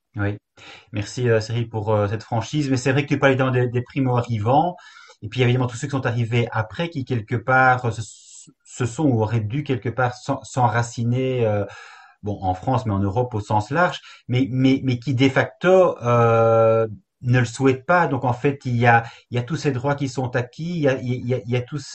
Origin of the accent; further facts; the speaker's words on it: Belgium; chez nous en Belgique